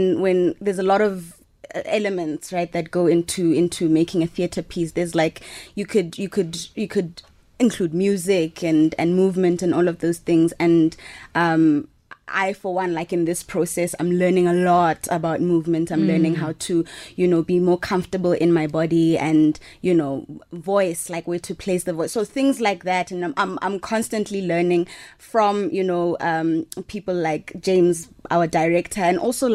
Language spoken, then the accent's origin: English; Mahikeng, North West, South Africa; I'm from Mahikeng.